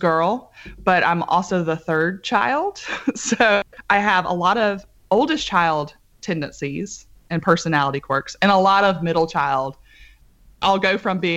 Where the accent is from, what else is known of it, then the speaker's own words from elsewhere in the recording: Grant, Alabama, United States; also born or lived in Orlando, Florida / Huntsville, Alabama; I was born in Orlando, Florida, but moved to Huntsville, Alabama as a very, very young child.